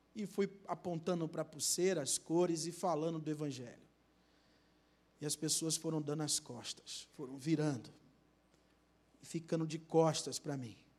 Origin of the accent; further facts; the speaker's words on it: Rio de Janeiro, Brazil; na minha terra, Rio de Janeiro